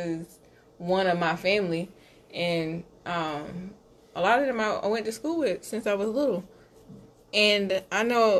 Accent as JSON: {"language": "English", "town": "Camden", "region": "South Carolina", "country": "United States", "tie": "born or raised there", "said": "I'm from Camden, and there's some old money in Camden"}